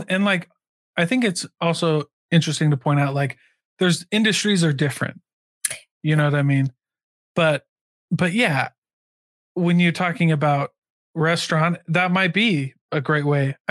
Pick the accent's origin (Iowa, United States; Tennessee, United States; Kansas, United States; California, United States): Iowa, United States; moved away; I came from Iowa